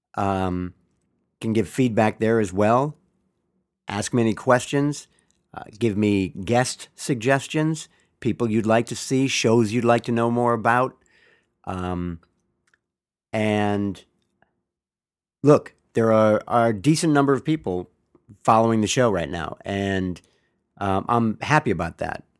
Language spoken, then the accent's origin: English; Bay Area, California, United States; I am from the Bay Area, been a 49er fan all my life